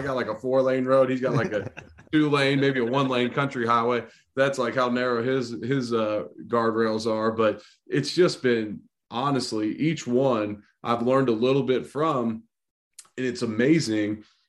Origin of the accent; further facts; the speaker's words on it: Cincinnati, Ohio, United States; moved away; also born or lived in Louisville; I'm from Cincinnati.